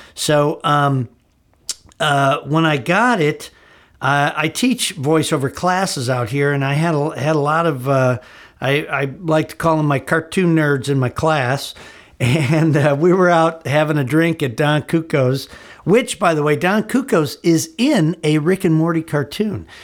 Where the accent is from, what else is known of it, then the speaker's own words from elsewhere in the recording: Gurnee, Illinois, United States; moved away as an adult; also born or lived in Chicago, Illinois; now in Los Angeles, United States; I was back in my hometown, my old hometown of Gurnee, Illinois